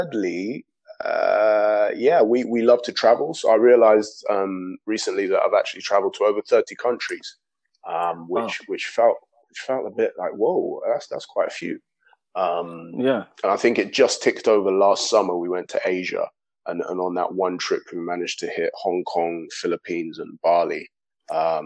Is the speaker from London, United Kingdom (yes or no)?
yes; London, United Kingdom; I grew up in Islington, just down the road from Arsenal Stadium.